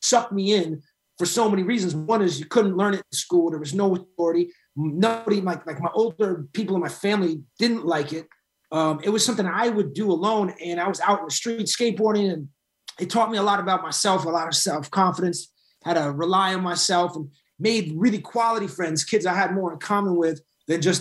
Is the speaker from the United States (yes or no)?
yes; Boston, Massachusetts, United States; I grew up in Boston and Massachusetts in general